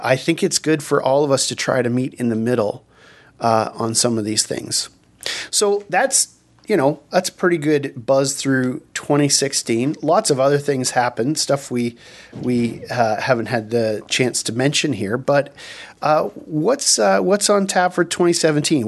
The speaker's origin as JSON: {"language": "English", "country": "Canada", "said": "there are things in Canada, obviously, that we gather around"}